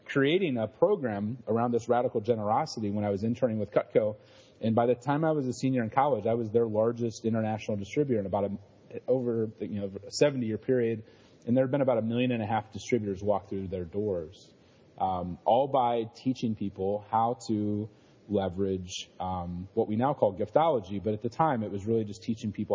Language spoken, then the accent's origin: English; Ohio, United States; I grew up in Ohio, one of six kids